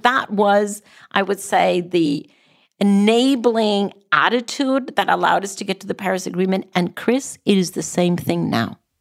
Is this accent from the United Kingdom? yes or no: no; Costa Rica; even in Costa Rica, my home country